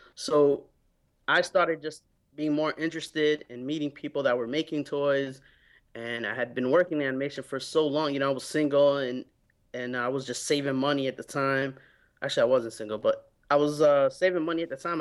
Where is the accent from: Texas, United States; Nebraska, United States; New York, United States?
New York, United States; New York City; when I was growing up in New York